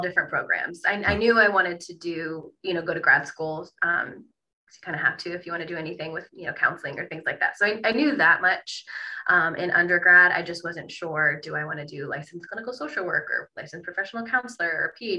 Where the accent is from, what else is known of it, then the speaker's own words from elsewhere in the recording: Toledo, Ohio, United States; I was from Toledo. I went to the University of Toledo for undergrad